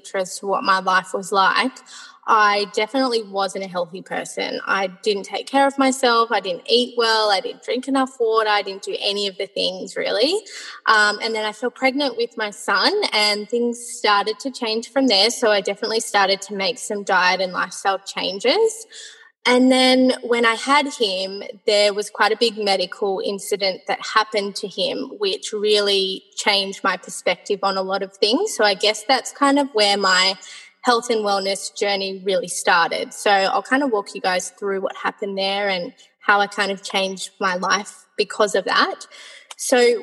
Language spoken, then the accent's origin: English; Sydney, New South Wales, Australia; I am from Sydney, Australia